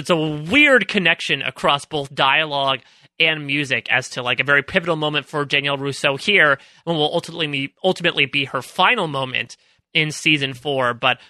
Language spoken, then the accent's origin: English; Northeast, United States; I'm from the Northeast, is that I do not have much experience in the ways of the Midwest.